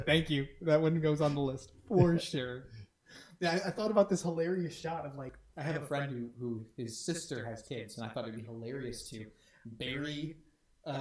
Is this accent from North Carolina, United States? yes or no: no; Detroit, Michigan, United States; growing up in Detroit